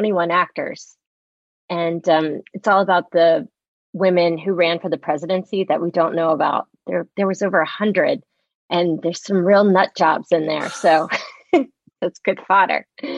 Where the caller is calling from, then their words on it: Maplewood, New Jersey, United States; In the fair hamlet of Maplewood, New Jersey, which is, you know, surrounded by maples.